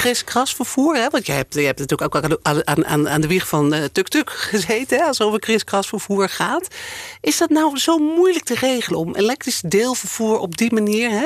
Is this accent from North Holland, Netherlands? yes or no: yes; Amsterdam, North Holland, Netherlands; ik als Amsterdammer